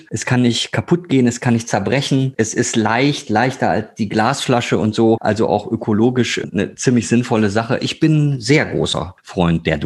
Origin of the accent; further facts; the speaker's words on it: Ruhr area, North Rhine-Westphalia, Germany; Ihr wisst ja, ich komme aus dem Ruhrgebiet.